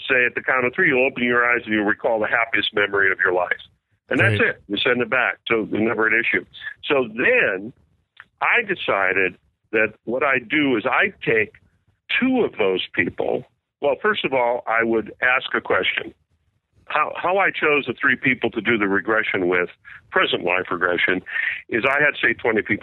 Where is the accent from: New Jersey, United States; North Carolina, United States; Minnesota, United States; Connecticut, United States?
Connecticut, United States; Westport; born or raised there